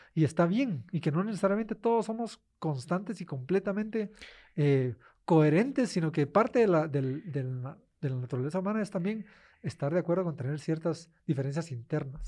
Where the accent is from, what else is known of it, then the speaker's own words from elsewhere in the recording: Guatemala; moved away as an adult; yo como guatemalteco en el extranjero